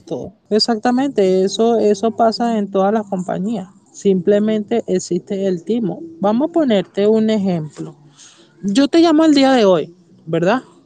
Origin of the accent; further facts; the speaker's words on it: Venezuela; soy venezolano